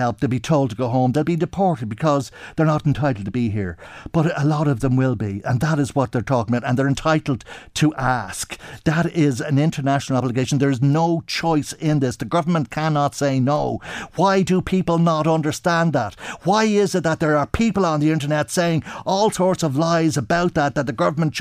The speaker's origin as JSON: {"language": "English", "country": "Ireland", "said": "I'm Irish."}